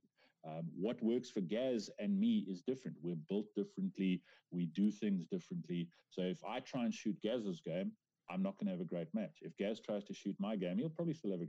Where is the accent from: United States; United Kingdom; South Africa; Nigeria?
South Africa; as a South African man